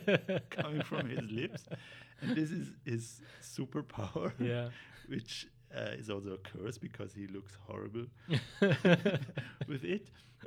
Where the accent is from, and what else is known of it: Vorarlberg, Austria; born or raised there; moved away as an adult; now in Vienna, Austria